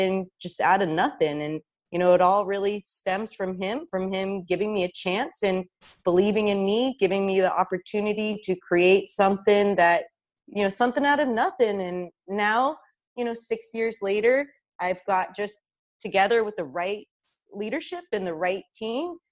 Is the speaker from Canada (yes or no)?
no; Russia; also born or lived in Tucson, Arizona, United States; now in United States; I was born in Russia and we actually immigrated to Tucson, Arizona, out of all places.